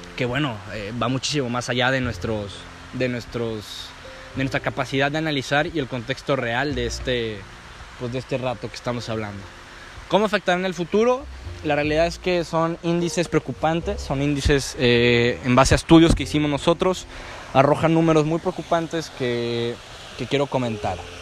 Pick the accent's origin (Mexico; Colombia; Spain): Mexico; yo como mexicano